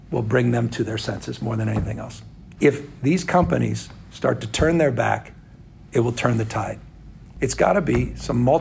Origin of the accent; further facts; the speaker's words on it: California, United States; express as Californian, not passively any longer.